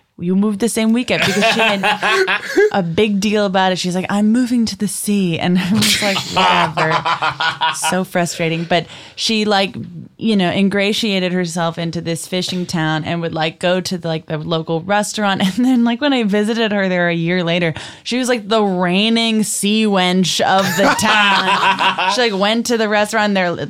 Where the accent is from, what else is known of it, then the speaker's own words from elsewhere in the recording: Brockton, Massachusetts, United States; moved away as an adult; also born or lived in Boston, Massachusetts; I lived in my hometown in Brockton and I moved to Boston for 5 years.